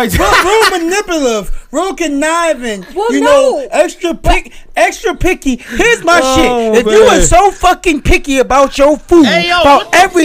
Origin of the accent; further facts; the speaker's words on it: the South, United States; I'm a Southerner.